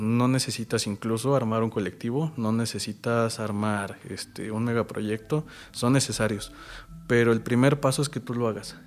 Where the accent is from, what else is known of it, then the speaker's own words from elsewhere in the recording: Milpa Alta, Mexico City, Mexico; vivo enamorado ahora de, mi pueblo, de mi alcaldía